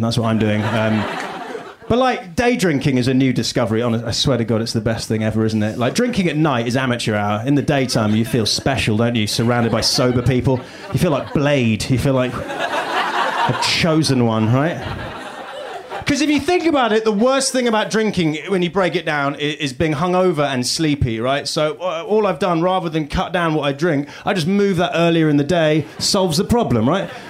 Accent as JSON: {"language": "English", "country": "United Kingdom", "accent": "British", "moved": "as an adult", "lives_now": "United States", "said": "from the UK"}